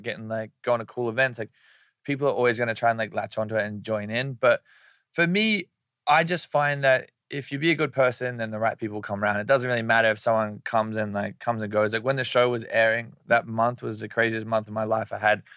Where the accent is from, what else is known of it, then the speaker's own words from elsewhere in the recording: Brisbane, Queensland, Australia; moved away; he's from the same place in Australia that I'm from